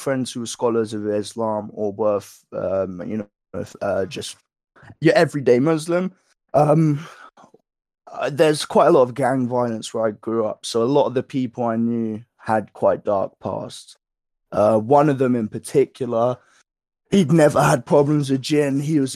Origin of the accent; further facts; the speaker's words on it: Woking, South East England, United Kingdom; moved away; I grew up not only in Woking